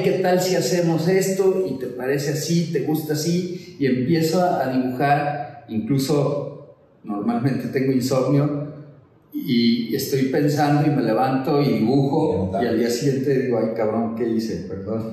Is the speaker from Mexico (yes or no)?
yes; Guadalajara, Jalisco, Mexico; nací en Guadalajara, vengo de una familia tradicional de Guadalajara